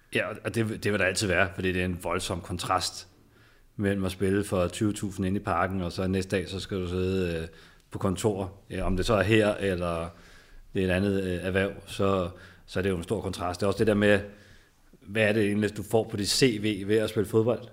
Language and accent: Danish; Tostrup, Denmark; jeg kommer fra Tostrup